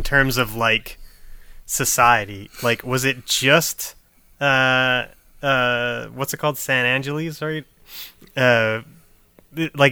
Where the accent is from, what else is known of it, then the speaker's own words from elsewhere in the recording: Canada; as a Canadian